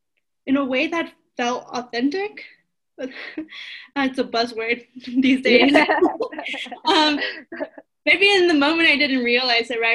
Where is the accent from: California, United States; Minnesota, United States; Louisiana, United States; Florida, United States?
California, United States; Los Angeles; first language Spanish; English is a second language; moved away as an adult; also born or lived in Pennsylvania / Chicago; now in Colorado, United States; I grew up in East Los Angeles, and I spent 18 years